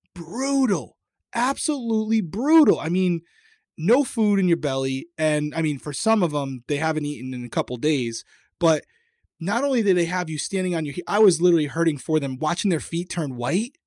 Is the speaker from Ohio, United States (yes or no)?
no; Rhode Island, United States; accent: Rhode Island; my Rhode Island accent came out there